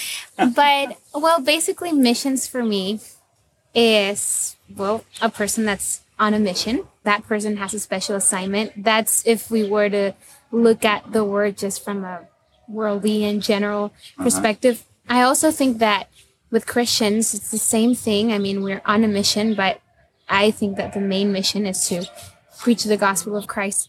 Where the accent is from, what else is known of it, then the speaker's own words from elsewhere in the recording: Nicaragua; I am from Nicaragua, but my parents are Mexican, so I'm like half Mexican too.